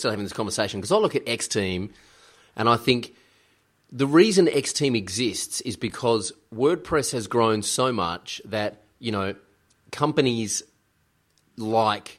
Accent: Australia; we're Australian

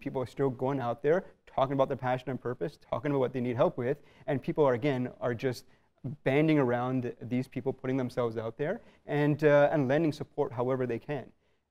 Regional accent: Canada; so I'm born and raised in Canada. But from a very young age, and I'm really thankful that my parents did this. From a very young age, every year, every 2 years, I'd go back to India.

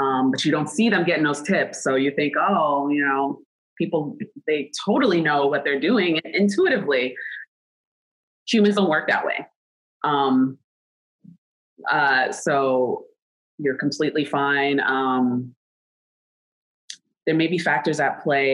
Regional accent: New York City, New York, United States; I'm from New York City

